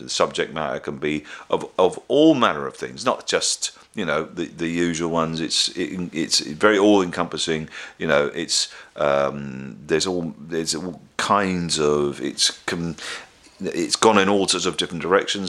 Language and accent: English; West Country, South West England, United Kingdom; when I was growing up in the West Country